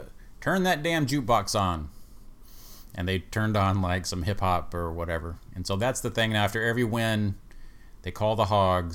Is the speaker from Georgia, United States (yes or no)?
no; Hot Springs, Arkansas, United States; retire in Hot Springs, which is my hometown.